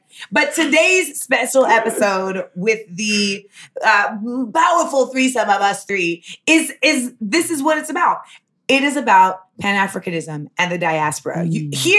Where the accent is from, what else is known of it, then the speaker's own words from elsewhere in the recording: Los Angeles, California, United States; also born or lived in Orlando; Because I grew up in Orlando and Los Angeles, which was its own thing.